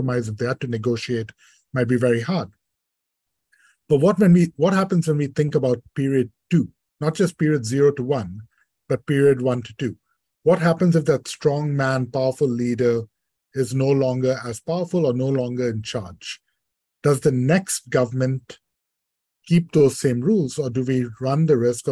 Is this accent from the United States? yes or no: no; India; moved away; I grew up in India